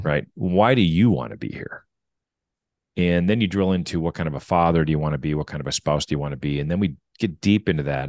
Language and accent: English; Wisconsin, United States; I grew up in Wisconsin.